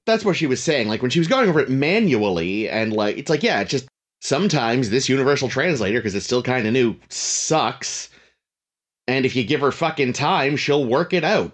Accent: Northeast, United States; we're from the Northeast

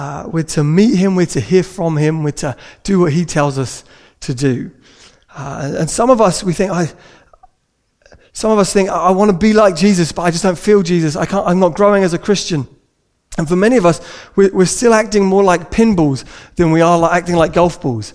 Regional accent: United Kingdom; we're British

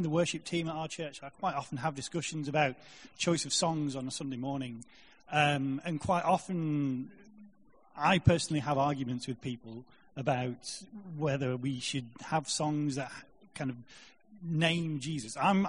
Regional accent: Salford, North West England, United Kingdom; I'm from Salford. I go to the Manchester Christ Central Church.

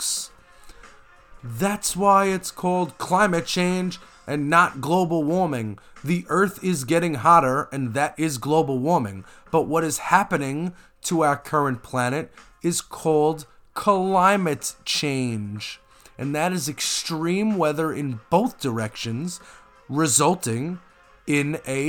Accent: New York, United States; as a New Yorker

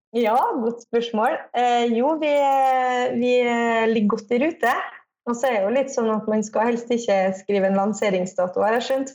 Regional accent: Kristiansund, Møre og Romsdal, Norway

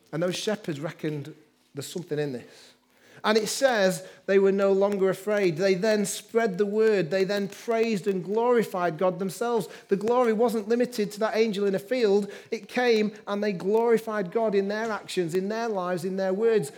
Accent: Manchester, North West England, United Kingdom; also born or lived in Liverpool; I grew up in Manchester

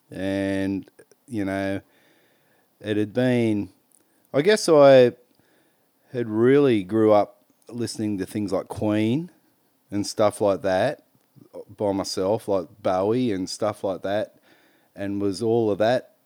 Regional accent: Maitland, New South Wales, Australia; moved away as an adult; also born or lived in Mackay / Canberra; Born and bred in Maitland.

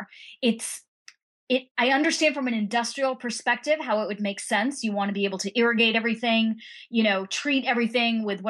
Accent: United States; I grew up in a place where my mother, you know, in the United States, but I'm of Indian origin

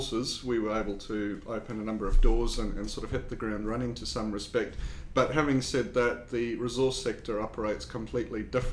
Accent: South Africa; accent: South African; also born or lived in United Kingdom / New Zealand; now in South Australia, Australia; obviously from my accent, I'm not from New Zealand. I've got a South African accent

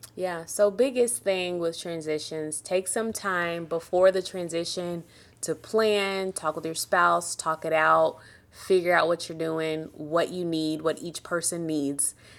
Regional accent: Jamaica; I'm a Jamaican

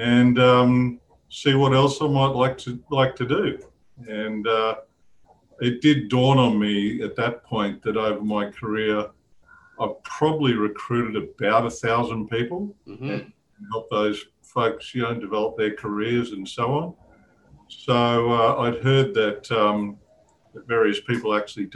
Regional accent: Brisbane, Queensland, Australia; moved away as an adult; also born or lived in Leiden, Netherlands / Brussels, Belgium / Zurich, Switzerland / New York, United States; Born and bred

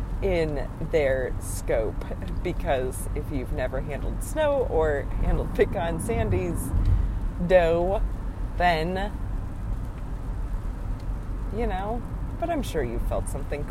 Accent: Wisconsin, United States; now in East Tennessee, United States; growing up in Wisconsin

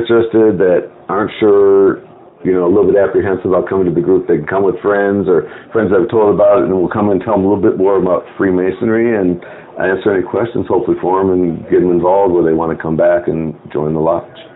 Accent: Skokie, Illinois, United States; now in Phoenix, United States; I'm from Chicago

